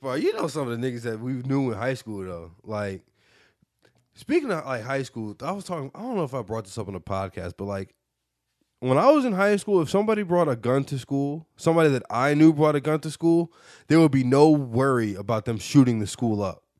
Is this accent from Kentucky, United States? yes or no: no; West Bloomfield, Michigan, United States; born or raised there